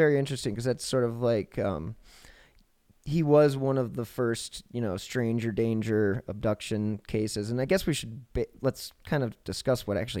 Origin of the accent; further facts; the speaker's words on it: Cleveland, Ohio, United States; now in Denver, United States; Well, Cleveland is my hometown.